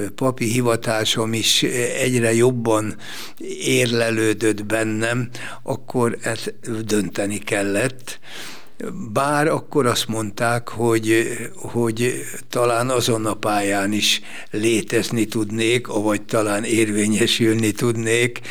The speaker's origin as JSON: {"language": "Hungarian", "area": "Szigetköz", "region": "Győr-Moson-Sopron", "country": "Hungary", "tie": "born or raised there", "moved": "yes", "said": "Én egy kis faluban születtem, és egy kis faluban nőttem fel a sziget közben"}